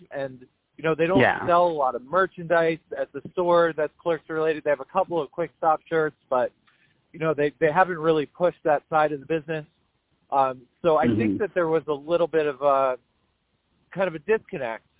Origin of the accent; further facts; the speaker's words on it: Leonardo, New Jersey, United States; I grew up in Leonardo